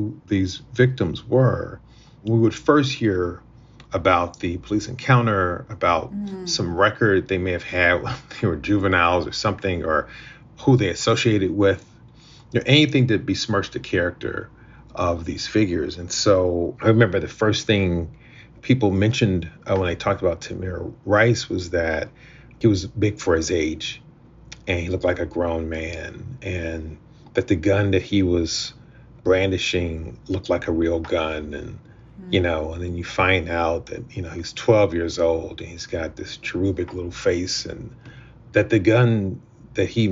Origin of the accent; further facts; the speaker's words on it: Akron, Ohio, United States; I grew up in Akron, Ohio